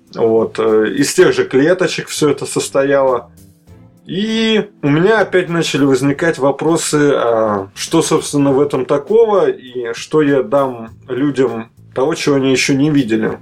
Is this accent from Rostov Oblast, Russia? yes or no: no; Moscow, Russia; also born or lived in Kaliningrad / Minsk; Москва мой родной город.